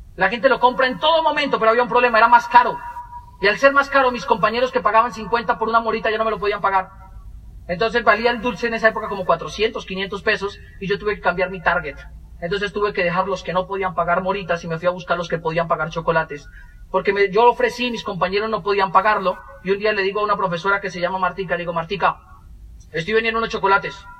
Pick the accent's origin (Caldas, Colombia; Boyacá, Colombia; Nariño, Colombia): Boyacá, Colombia; Moniquirá; Los dos nacimos en Moniquirá